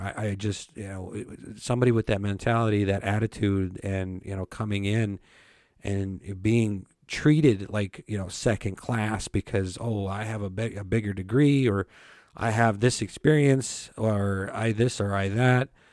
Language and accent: English; Belcourt, North Dakota, United States; I grew up on the Turtle Mountain Reservation in Bellecourt, North Dakota